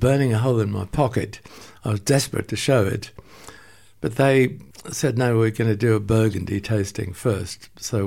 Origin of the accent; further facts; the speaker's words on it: Port Elizabeth, Eastern Cape, South Africa; moved away; also born or lived in London; there was a dairy in Port Elizabeth, where I was born